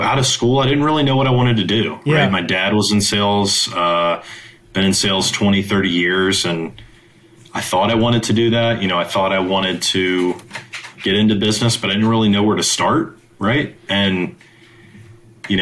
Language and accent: English; Virginia, United States; also born or lived in San Francisco; now in Charlotte, United States; I'm an East Coast guy. I was born in Virginia